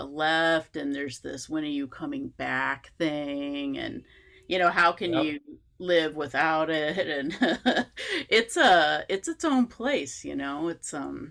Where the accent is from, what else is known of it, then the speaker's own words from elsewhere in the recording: Ann Arbor, Michigan, United States; also born or lived in San Antonio, Texas; now in Chicago, United States; Chicago. Not really from the place I came before that, but I grew up in Ann Arbor, Michigan, born multiple generations in San Antonio, Texas.